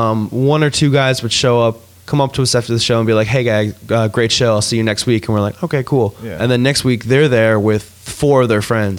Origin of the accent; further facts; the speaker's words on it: Midwest, United States; I mean, because I'm just from the Midwest, man.